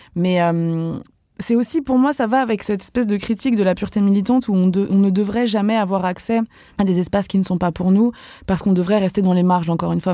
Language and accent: French; Vendée, Pays de la Loire, France; moved away; also born or lived in Algeria; j'ai grandi en Vendée